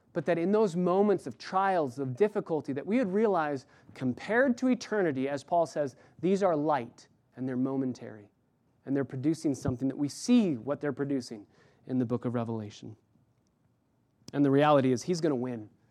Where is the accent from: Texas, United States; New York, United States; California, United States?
California, United States; Los Angeles; I'm from L A.